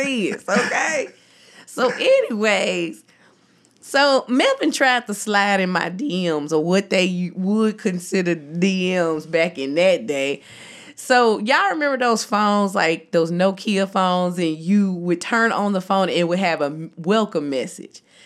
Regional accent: Jackson, Tennessee, United States; I'm from Tennessee and growing up, everybody went to Baptist church

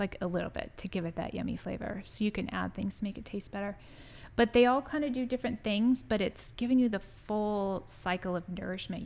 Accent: San Diego, California, United States; moved away; I grew up in San Diego

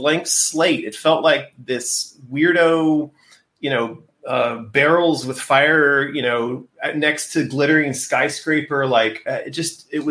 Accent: United States; moved away as an adult; now in China; as an American citizen with a passport and a Social Security number

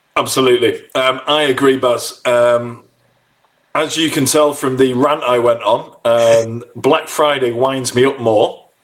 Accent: United Kingdom; we're British

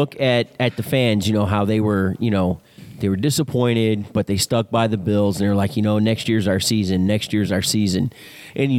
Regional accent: Dallas, Texas, United States; now in Buffalo, United States; I was born in Dallas. I was raised in Dallas.

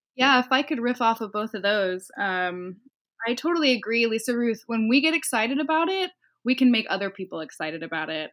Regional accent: Los Angeles, California, United States; born or raised there; now in San Francisco, United States

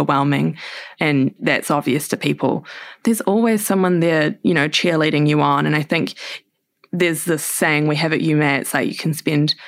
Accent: Wellington, New Zealand; we grew up in Island Bay, which is in Wellington on the south coast

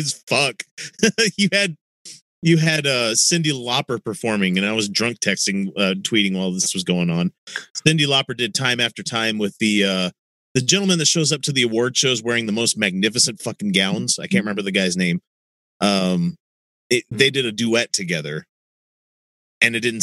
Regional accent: Texas, United States; I was born in Texas

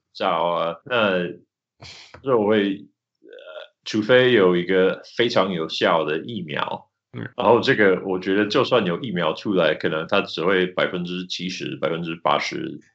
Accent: Utah, United States; 我在犹他州长大

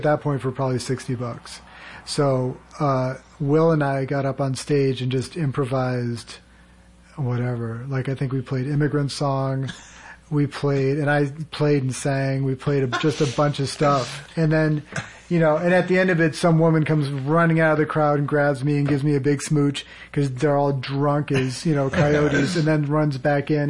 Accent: Needham, Massachusetts, United States; I grew up outside of Boston.

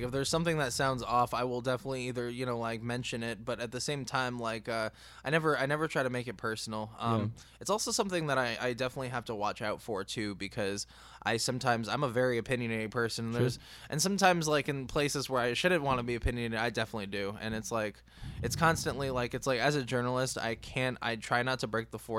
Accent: East Coast, United States; I'm from the East Coast

